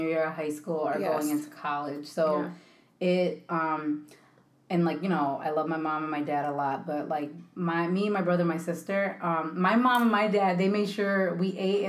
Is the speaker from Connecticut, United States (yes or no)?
yes; Connecticut, United States; born or raised there; also born or lived in Philadelphia, Pennsylvania / Kissimmee, Florida